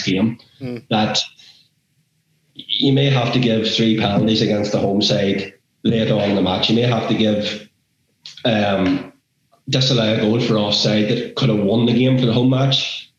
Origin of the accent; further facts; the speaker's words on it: Northern Ireland, United Kingdom; we're referees from Northern Ireland.